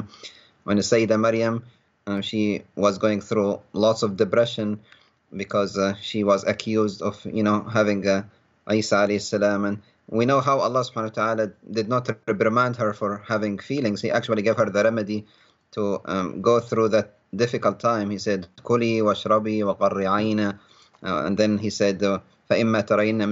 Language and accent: English; Libya; moved away as an adult; now in United States; I ended up leaving my home country of Libya, becoming an asylum seeker